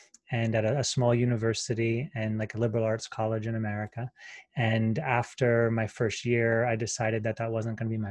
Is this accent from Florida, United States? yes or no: no; Pennsylvania, United States; moved away as an adult; now in Sedona, United States; I'm from Pennsylvania